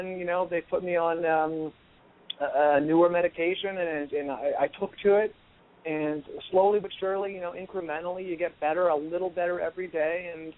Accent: California, United States; and I'm from the Bay Area, the San Francisco Bay Area.

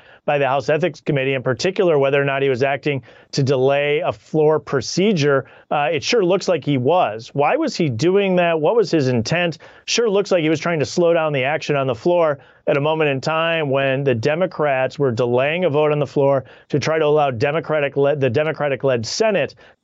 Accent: Janesville, Wisconsin, United States; Janesville, my hometown

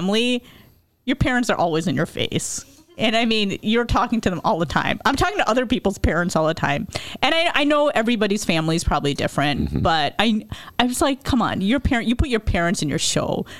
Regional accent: Chicago, Illinois, United States; I grew up in Chicago, the Chicago area, so we had all these South Asian friends

